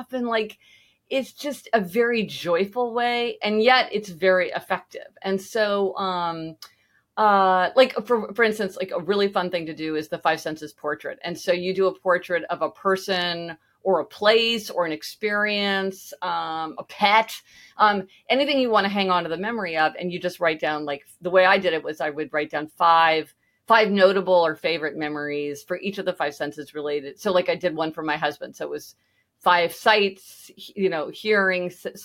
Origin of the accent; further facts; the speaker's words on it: Kansas City, Missouri, United States; moved away; I'm from Kansas City